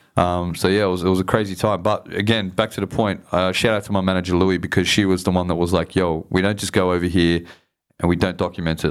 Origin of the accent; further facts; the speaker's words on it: Sydney, New South Wales, Australia; I grew up in Southwest Sydney